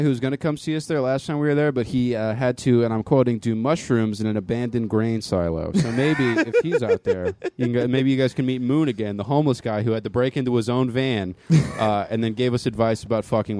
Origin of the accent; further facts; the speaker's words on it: Inland Empire, California, United States; if you're in the I.E., my hometown, the 909, the 951.